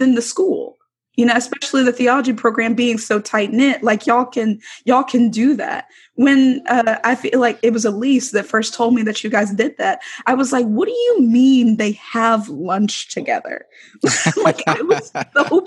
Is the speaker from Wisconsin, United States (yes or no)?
no; Alabama, United States; moved away; when I moved here, you know, because I'm from Alabama, and I don't really have a lot of family here